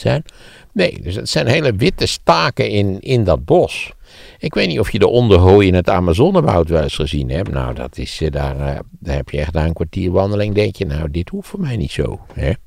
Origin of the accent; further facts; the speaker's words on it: Netherlands; ik was een typische Nederlander